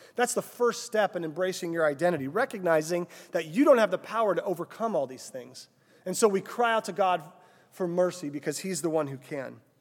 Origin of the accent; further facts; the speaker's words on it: Cissna Park, Illinois, United States; I grew up, uh, just north of here in Cessna Park, Illinois